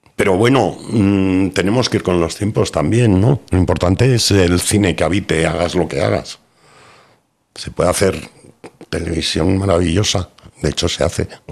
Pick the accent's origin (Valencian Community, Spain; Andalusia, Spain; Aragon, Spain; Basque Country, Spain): Basque Country, Spain; Bilbao; first language Spanish; moved away as an adult; now in Madrid, Spain; me he criado allí 30 años, mm, tengo toda la familia en Bilbao y soy vasco